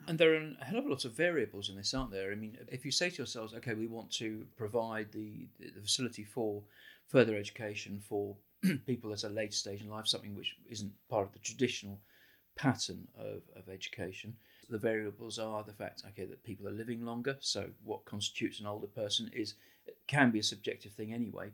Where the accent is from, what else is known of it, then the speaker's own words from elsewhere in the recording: United Kingdom; moved away as an adult; now in Ireland; I came from, as you can hear from my accent, I grew up in Britain